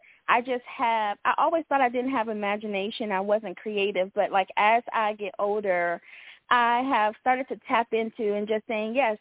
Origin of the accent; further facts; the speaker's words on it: Virginia, United States; moved away as an adult; also born or lived in Ohio / Macon, Georgia / Indiana; So originally I was born in Ohio, but I was raised in Virginia. So I guess you can call Virginia my home